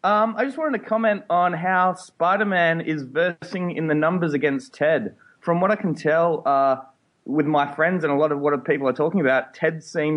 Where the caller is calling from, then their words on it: Western Australia, Australia; calling from Australia, Western Australia.